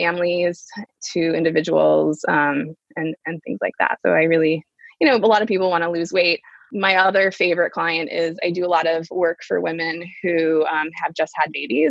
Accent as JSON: {"language": "English", "town": "Dayton", "region": "Ohio", "country": "United States", "tie": "born or raised there", "said": "I grew up in Dayton, Ohio."}